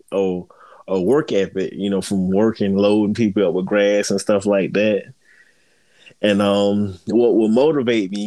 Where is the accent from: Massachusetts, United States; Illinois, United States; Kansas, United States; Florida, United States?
Florida, United States; Fort Lauderdale; I was born and raised in Fort Lauderdale, Florida